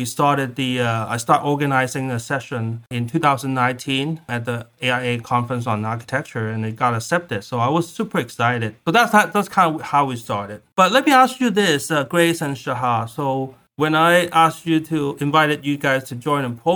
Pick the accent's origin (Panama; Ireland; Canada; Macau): Macau; moved away as an adult; also born or lived in California / Iowa; now in Southern California, United States; I'm originally from Macau, a tiny city 20 miles west of Hong Kong. I came to the US in 1998 for college